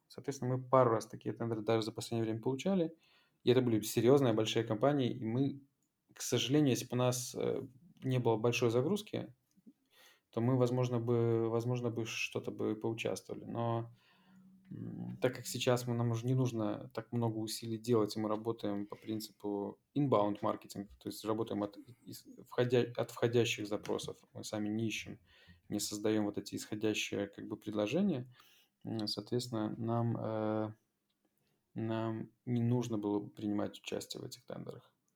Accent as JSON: {"language": "Russian", "country": "Belarus", "moved": "as an adult", "lives_now": "Poland", "said": "родная страна"}